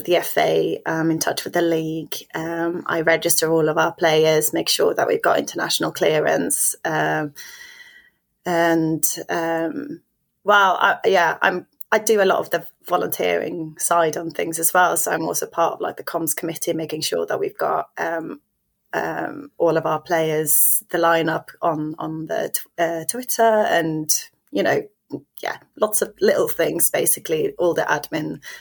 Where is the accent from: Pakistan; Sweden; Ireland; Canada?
Sweden; moved away as an adult; now in London, United Kingdom; I am from Sweden, and I moved to London in 2015.